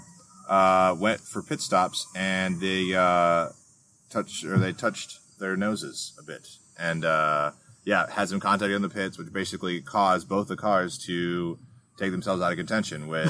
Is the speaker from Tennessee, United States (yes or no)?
no; Wisconsin, United States; moved away; Road America in Elkhart Lake, my home state